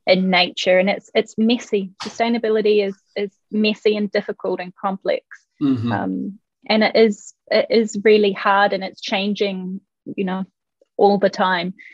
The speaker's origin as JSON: {"language": "English", "country": "New Zealand", "moved": "as an adult", "lives_now": "Denmark", "said": "I'm from New Zealand."}